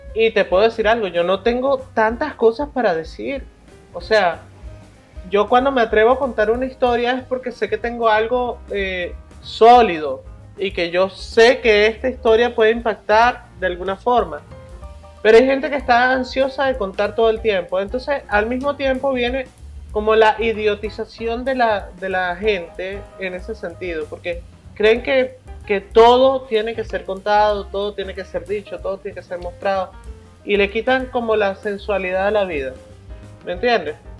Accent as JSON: {"language": "Spanish", "town": "Caracas", "region": "Capital District", "country": "Venezuela", "tie": "born or raised there", "also_born_or_lived": "Mérida", "moved": "yes", "said": "Prácticamente crecí en la Cristóbal Rojas de Caracas y la Escuela de, Arte de la ULA"}